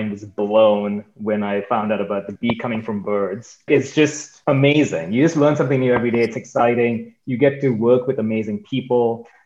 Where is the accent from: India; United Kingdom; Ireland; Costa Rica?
India; also born or lived in Michigan / California / New York; now in Boston, United States; I grew up in India for a while, and then I was in Michigan for a while. Then I went to California.